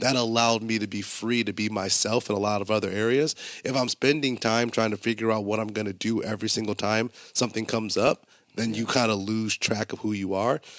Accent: Buffalo, New York, United States; also born or lived in Colorado; growing up in Buffalo and going to college in Buffalo

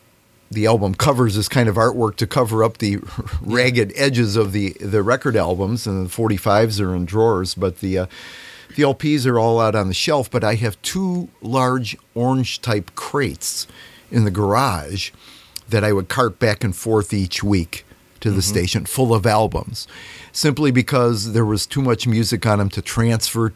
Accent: Chicago suburbs, Illinois, United States; moved away as an adult; now in Oglesby, United States; I grew up in the Chicago suburbs, northern suburbs, and I moved down here in 1980 to take over my father-in-law's business in Oglesby

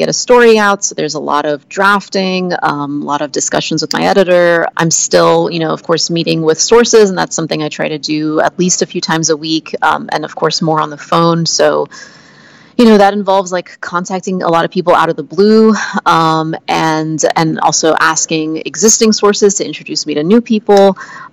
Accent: Oklahoma, United States; I grew up in Oklahoma

